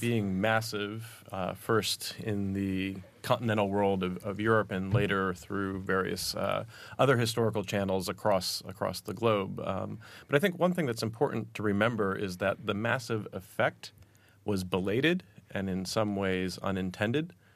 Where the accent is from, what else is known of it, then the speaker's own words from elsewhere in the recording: United States; accent: American; I'm American